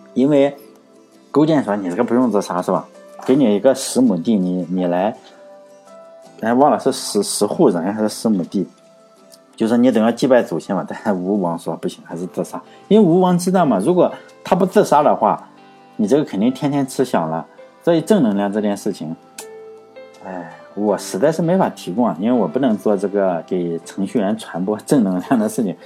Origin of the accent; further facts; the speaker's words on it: near Zibo, Shandong, China; 他的家，实际上离我家是不是，离我老家是不远的